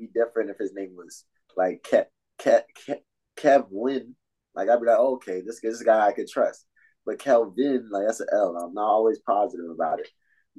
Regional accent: Florida, United States; we're from Florida

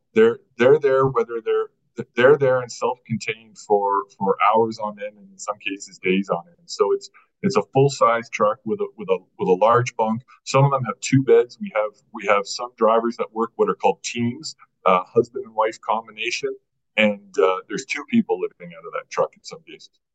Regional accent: Burlington, Ontario, Canada; also born or lived in Vancouver, Canada; now in Edmonton, Canada; I grew up in Burlington, just west of just west of Toronto, uh, from from Southern Ontario

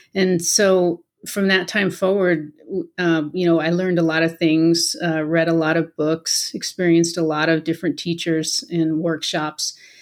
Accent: Colorado, United States; moved away as an adult; also born or lived in Washington State / Aurora, Colorado; Colorado is my home. I was born and raised here, so we came back home.

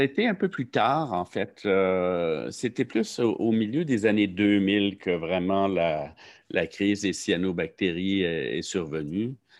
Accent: Saint-Jean-sur-Richelieu, Quebec, Canada; also born or lived in Montreal; je venais de Saint-Jean, j'ai donc fait mon secondaire, mon cégep à Saint-Jean

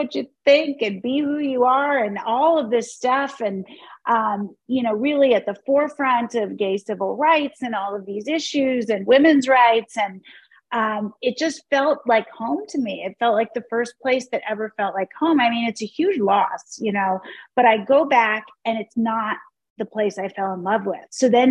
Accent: Pennsylvania, United States; moved away as an adult; now in San Francisco, United States; Well, I was born in Pennsylvania and I grew up in Pennsylvania.

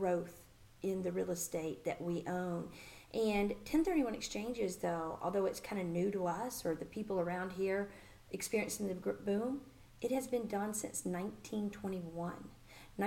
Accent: Birmingham, Alabama, United States; moved away as an adult; also born or lived in San Diego, California; now in Nashville, United States; I'm originally from Birmingham, Alabama

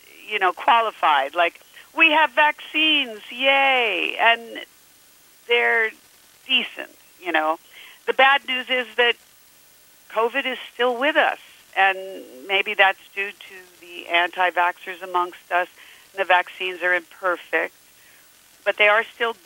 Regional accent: Pennsylvania, United States; moved away; Pennsylvania, my home state

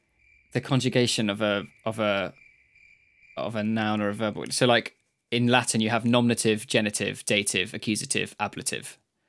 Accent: Basque Country, Spain; I mentioned earlier I'm from the Basque country, so I know Basque.

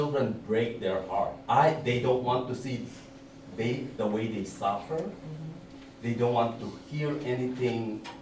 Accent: Philippines; moved away; because I came from Philippines

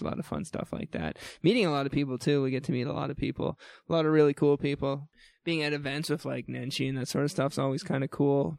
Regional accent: New Brunswick, Canada; now in Calgary, Canada; I grew up in New Brunswick

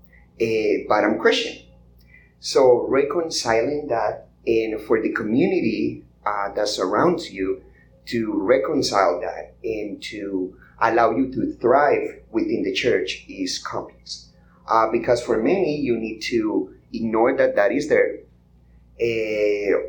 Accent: Colombia; English is a second language; now in United States; I grew up in Colombia

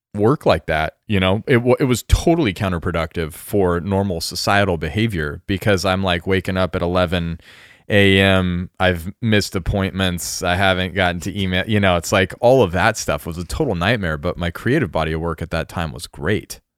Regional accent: rural Colorado, United States; also born or lived in Japan; now in Oregon, United States; a kid in a small town in r-, rural Colorado, like ranching life Colorado w, where I grew up

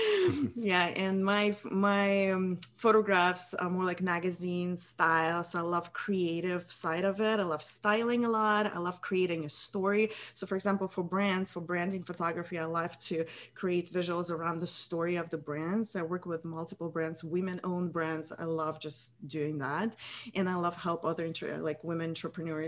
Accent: Russia; moved away as an adult; now in United States; I'm from Russia originally.

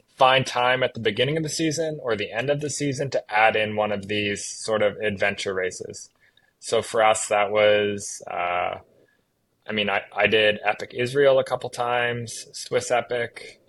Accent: Halifax, Nova Scotia, Canada; I'm Canadian. I grew up on the east coast of Canada in um, a small province called Nova Scotia. Uh, grew up just outside the capital city of that province, Halifax

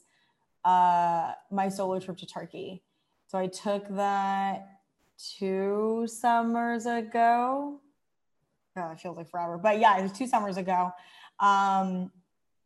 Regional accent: United States; moved away as an adult; also born or lived in Thailand; now in Malaysia; I grew up in the United States

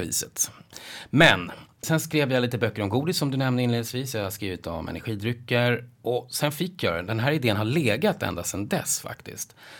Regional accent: Nacka, Stockholm County, Sweden; Jag är uppvuxen i Nacka utanför Stockholm

